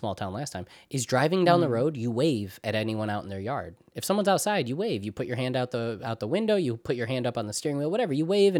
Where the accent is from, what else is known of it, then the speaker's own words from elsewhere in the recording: New York, United States; like for example, I'm from New York, right? But I am not from New York City.